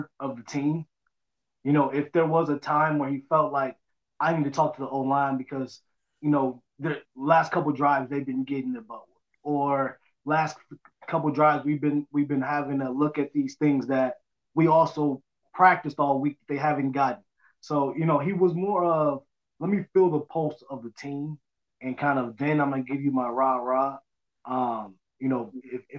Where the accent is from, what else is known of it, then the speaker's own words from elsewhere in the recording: Michigan, United States; I was from Michigan